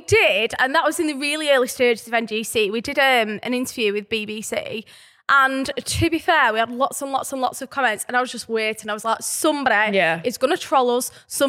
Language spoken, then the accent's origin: English; Burnley, North West England, United Kingdom; accent: Burnley; also born or lived in Newcastle; Obviously, growing up in Burnley, you're constantly around negative headlines